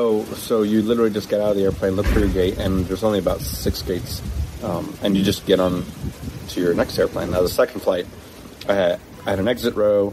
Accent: United States; moved away as an adult; now in United Kingdom; us as American airmen

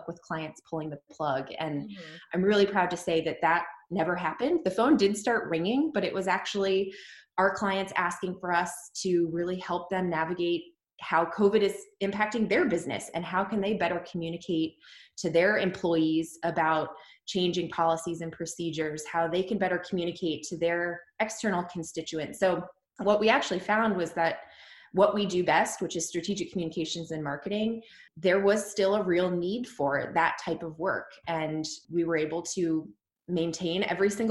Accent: Dayton, Ohio, United States; moved away as an adult; also born or lived in New York City, United States; now in Columbus, United States; We both are from Dayton

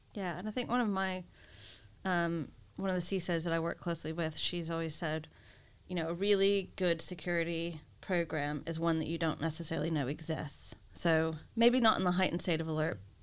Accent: United States; being the American that I am

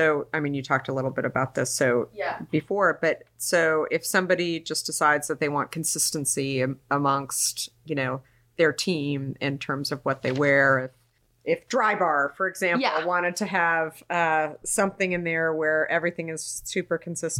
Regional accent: Arizona, United States; born or raised there; also born or lived in New York

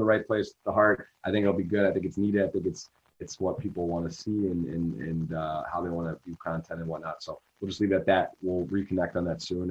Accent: Ann Arbor, Michigan, United States; moved away as an adult; also born or lived in Baltimore; where I grew up in Ann Arbor, there's like poverty and stuff

